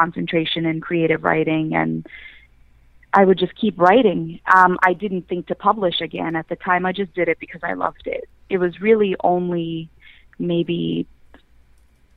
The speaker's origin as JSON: {"language": "English", "town": "New York City", "region": "New York", "country": "United States", "tie": "born or raised there"}